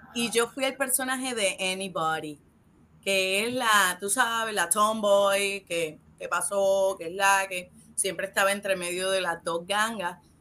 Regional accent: Ponce, Puerto Rico; en donde yo me crié, en Las Delicias, en Ponce

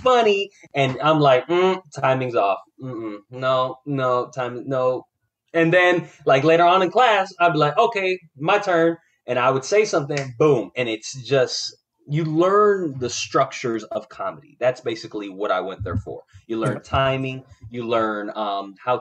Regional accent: Florida, United States; I was born and raised in Florida

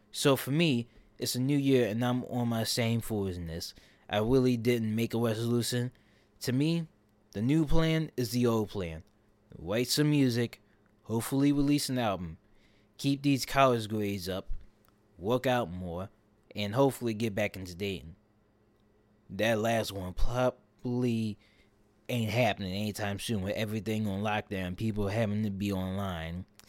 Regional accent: Philadelphia, Pennsylvania, United States; my hometown's Made in America festival

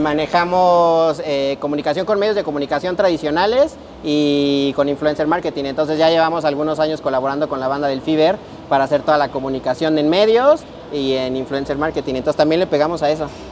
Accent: Mexico; soy mexicano

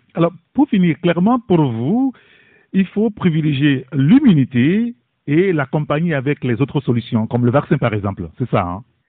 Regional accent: Togo; chez nous, au Togo

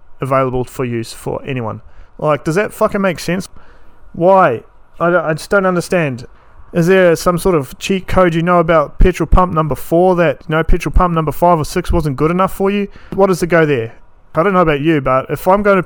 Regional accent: New Zealand; moved away as an adult; now in Townsville, Australia; I am a New Zealander, born and bred New Zealand.

